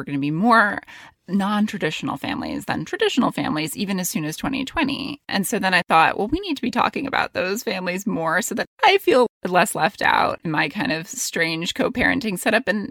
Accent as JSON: {"language": "English", "town": "New York City", "region": "New York", "country": "United States", "tie": "born or raised there", "also_born_or_lived": "London", "said": "I was born in Manhattan, and then I lived in the Bronx"}